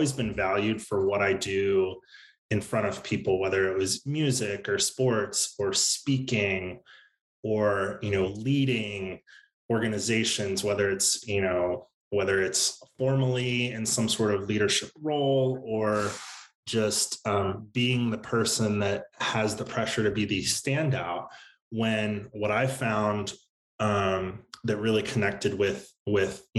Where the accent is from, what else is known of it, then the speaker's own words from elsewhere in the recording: Central Maryland, United States; I grew up in Central Maryland outside of DC, kind of average suburban life